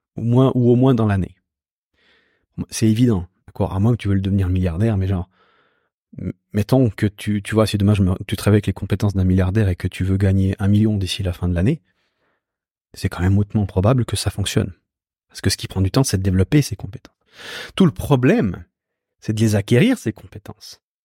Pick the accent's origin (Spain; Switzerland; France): Switzerland; Moi, je suis né en Suisse